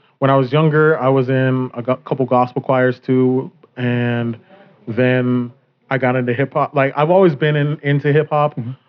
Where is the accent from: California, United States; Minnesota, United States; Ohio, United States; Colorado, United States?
Colorado, United States; Littleton; also born or lived in Park Hill, Denver, Colorado; I was born in Park Hill and I grew up in Littleton.